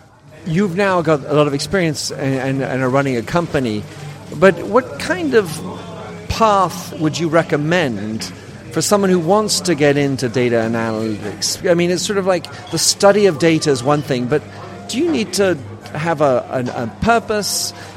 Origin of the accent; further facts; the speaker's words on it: Belgium; born there; And I was born in Belgium, which I was also.